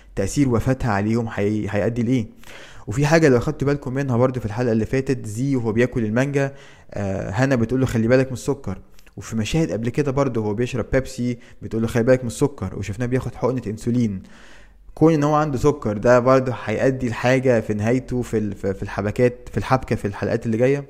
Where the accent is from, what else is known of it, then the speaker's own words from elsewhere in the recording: Egypt; وعندنا في مصر